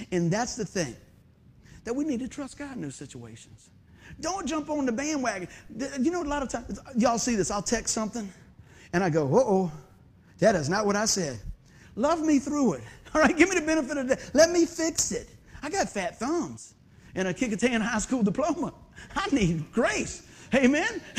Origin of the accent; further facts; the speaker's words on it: Hampton, Virginia, United States; growing up in Buckrow